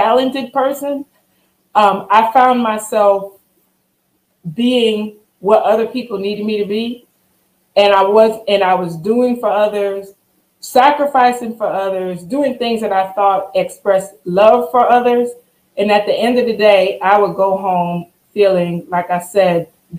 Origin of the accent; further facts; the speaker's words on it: Long Island, New York, United States; now in Louisiana, United States; I am born and raised in Long Island, New York, and have found my way here in Louisiana